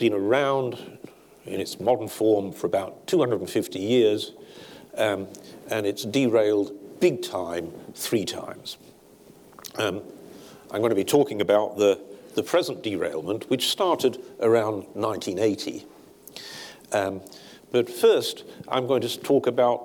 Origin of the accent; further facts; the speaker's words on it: Sheffield, Yorkshire and the Humber, United Kingdom; 10 miles from where I grew up in Sheffield